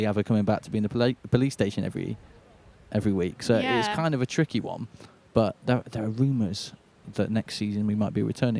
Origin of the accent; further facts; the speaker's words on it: Manchester, North West England, United Kingdom; as someone from Manchester